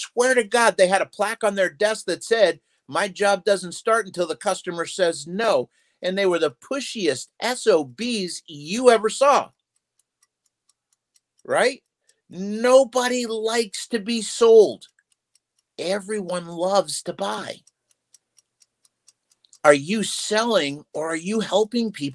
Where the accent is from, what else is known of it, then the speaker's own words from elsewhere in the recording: Massachusetts, United States; moved away; I'm from Massachusetts originally